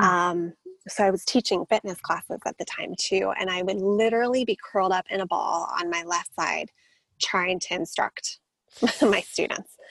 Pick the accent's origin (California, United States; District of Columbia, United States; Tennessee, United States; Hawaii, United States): California, United States; San Diego; also born or lived in Boulder, Colorado; moved to San Diego when I was about seven and have been here ever since.